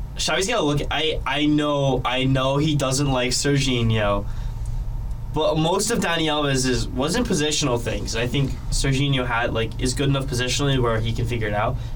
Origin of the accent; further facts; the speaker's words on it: United States; as an American